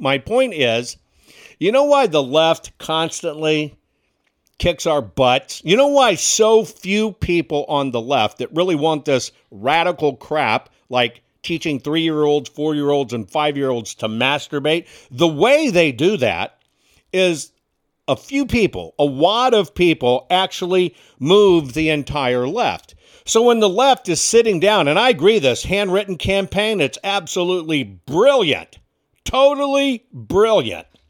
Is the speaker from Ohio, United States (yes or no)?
no; Texas, United States; born or raised there; moved away; also born or lived in Washington, D.C.